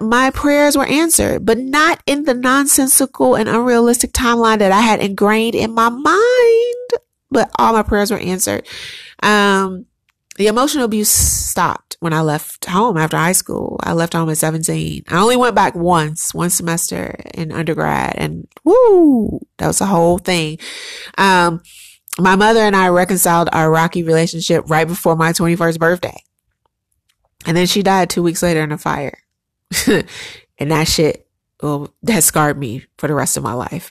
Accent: Chicago, Illinois, United States; moved away as an adult; also born or lived in New York; I am a strong, resilient, hustling black woman because I grew up in Chicago.

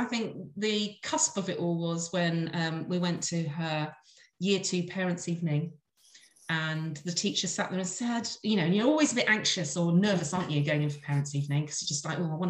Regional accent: Devon, South West England, United Kingdom; I was born and brought up in Devon

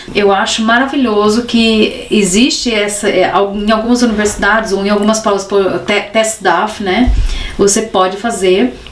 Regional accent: Brazil; now in Germany; nós, brasileiros da escola pública

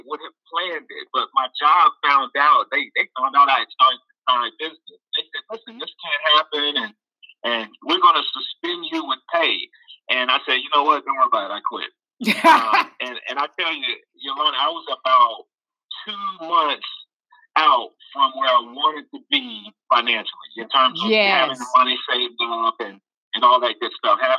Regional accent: Nashville, Tennessee, United States; born and raised in my hometown, Nashville, Tennessee

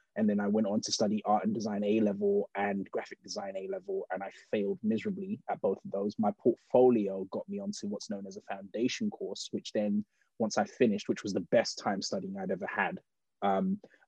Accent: United Kingdom; I am British born, of Nigerian heritage.

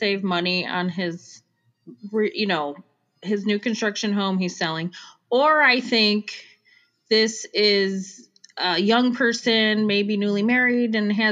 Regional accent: Chicago, Illinois, United States; accent: Chicago; now in Arizona, United States; where I'm from, Chicago

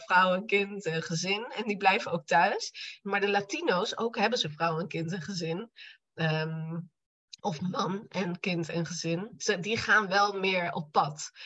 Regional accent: Apeldoorn, Gelderland, Netherlands; also born or lived in Barcelona; now in Arnhem, Netherlands; Ik kom eigenlijk uit Apeldoorn

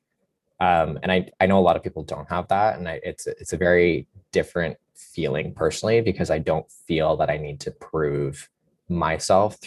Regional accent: London, Ontario, Canada; moved away as an adult; I'm from London. So everyone, when I tell them I'm from London at Laureate, they're like, why didn't you go to Western? And I was like, well, Western is my backyard

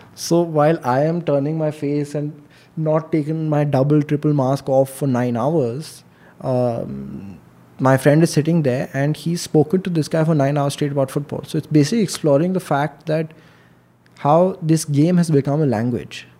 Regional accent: Delhi, India; I am born and brought up in Delhi.

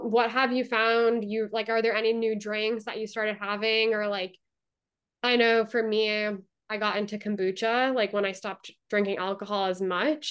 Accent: Massachusetts, United States; moved away; I'm from Massachusetts

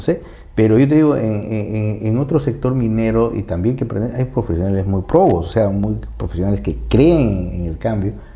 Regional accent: Peru; nosotros internamente como peruanos

